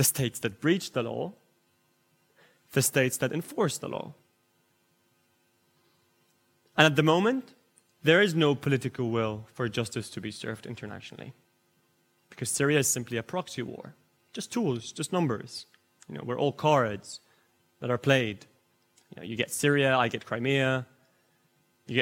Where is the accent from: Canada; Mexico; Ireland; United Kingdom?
United Kingdom; me as a British lawyer